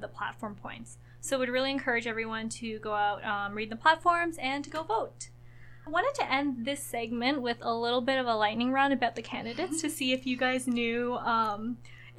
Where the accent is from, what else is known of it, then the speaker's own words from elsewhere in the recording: Ottawa, Ontario, Canada; moved away as an adult; also born or lived in Kitchener-Waterloo; now in Waterloo, Canada; I grew up in Ottawa